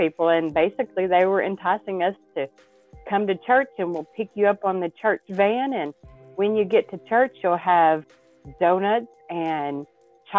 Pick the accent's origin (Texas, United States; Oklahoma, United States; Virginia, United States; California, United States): Texas, United States; East; I grew up in East Texas, and a very small town.